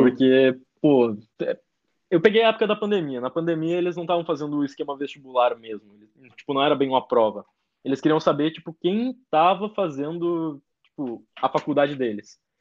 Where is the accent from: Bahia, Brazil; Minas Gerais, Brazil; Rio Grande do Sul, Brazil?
Rio Grande do Sul, Brazil; moved away as an adult; now in São Paulo, Brazil; cresci no Rio Grande do Sul